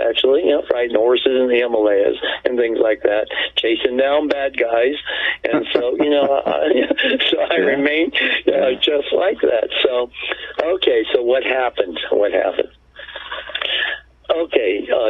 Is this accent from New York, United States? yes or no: no; Los Angeles, Coachella, Southern California, United States; also born or lived in Japan; Yeah, as a kid, of course, I was born in Japan. I was bi-national. My mother is Japanese, and my father was a Japanese-American. But much of my time in my youth was in the Southern California, Los Angeles, and down to the very far south of India, Coachella